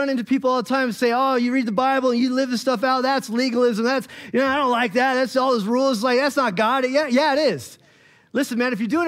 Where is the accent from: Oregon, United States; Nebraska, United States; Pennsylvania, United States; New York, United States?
Oregon, United States; Bend; moved away as an adult; I grew up in Bend, and we moved back out there